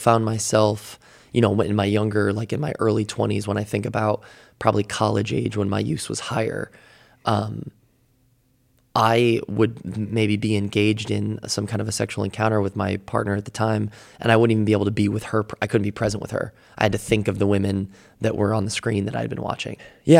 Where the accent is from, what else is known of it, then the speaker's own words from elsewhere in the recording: Midwest, United States; Yeah, I grew up in the Midwest, so I was in kind of the Bible Belt area